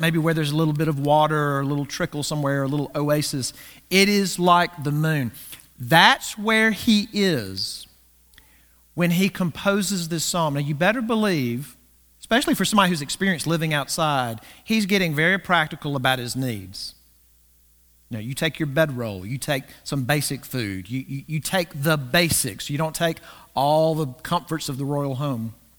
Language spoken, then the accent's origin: English; the South, United States; growing up in the South